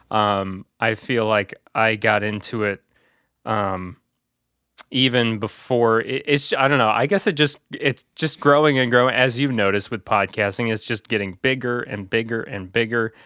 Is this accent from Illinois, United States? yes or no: yes; Bourbonnais, Illinois, United States; I work at a, a small, uh, radio station company in my hometown area of Bourbon A, Illinois